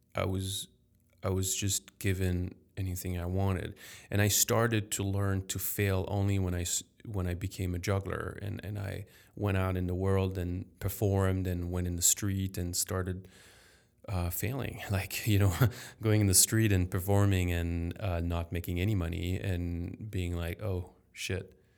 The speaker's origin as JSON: {"language": "English", "town": "Paris", "region": "Île-de-France", "country": "France", "tie": "born or raised there", "first_language": "French", "second_language": "English", "said": "I was very lucky to be born in a healthy, wealthy family in Paris."}